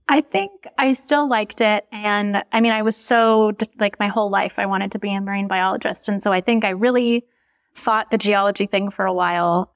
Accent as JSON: {"language": "English", "region": "Minnesota", "country": "United States", "also_born_or_lived": "California", "moved": "as an adult", "said": "I'm from Minnesota, I'm from the Midwest"}